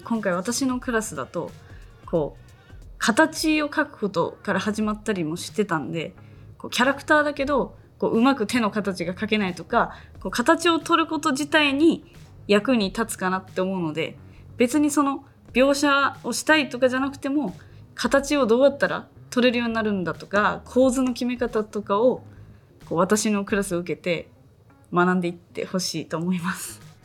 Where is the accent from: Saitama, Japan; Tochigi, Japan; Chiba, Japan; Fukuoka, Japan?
Tochigi, Japan; accent: Tochigi dialect; moved away; also born or lived in Tokyo; 栃木なまりが出ちゃった